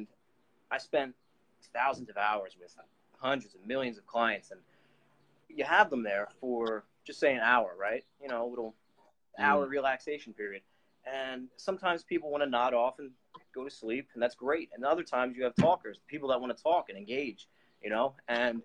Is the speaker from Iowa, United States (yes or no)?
no; Philadelphia, Pennsylvania, United States; I'm from Philadelphia, United States, Pennsylvania. I was born and raised here